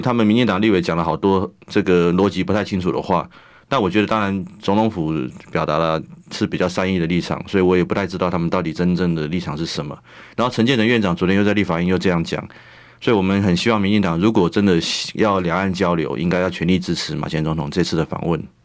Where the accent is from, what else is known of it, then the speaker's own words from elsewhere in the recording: Taiwan; 我是一个台湾老百姓， 我是台湾， 台湾出生的纳税人